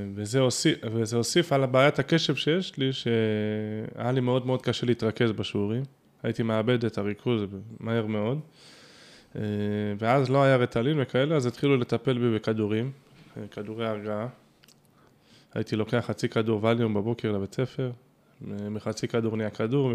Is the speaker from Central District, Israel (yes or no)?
no; Tel Aviv, Tel Aviv District, Israel; גדלתי ונולדתי בתל אביב